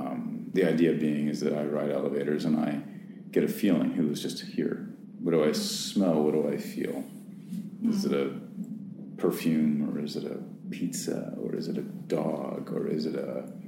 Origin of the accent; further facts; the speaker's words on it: New York City, New York, United States; certainly that I experience of being a New Yorker